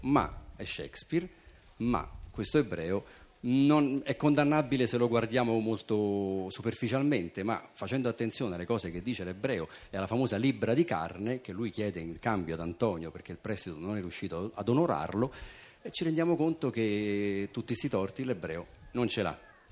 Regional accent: Italy

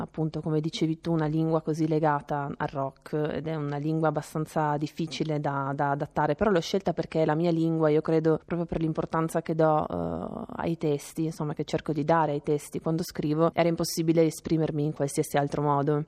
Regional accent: Trieste, Friuli-Venezia Giulia, Italy; moved away as an adult; now in Rome, Italy; io sono di Trieste, quindi mi sono trasferita a Roma

